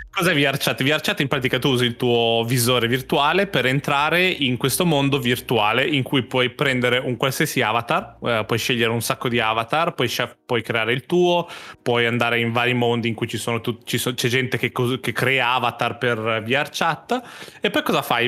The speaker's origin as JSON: {"language": "Italian", "country": "Italy", "said": "io sono italiano."}